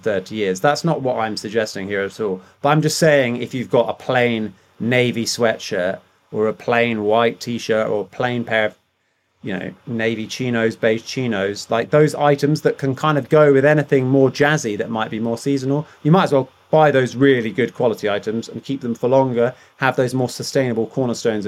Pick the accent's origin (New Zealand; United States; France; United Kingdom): United Kingdom; accent: posh